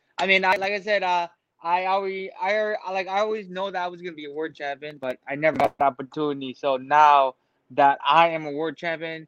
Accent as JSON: {"language": "English", "area": "Maui", "region": "Hawaii", "country": "United States", "tie": "born or raised there", "also_born_or_lived": "Vietnam / Marquette, Michigan", "second_language": "English", "moved": "as an adult", "said": "I grew up on Maui"}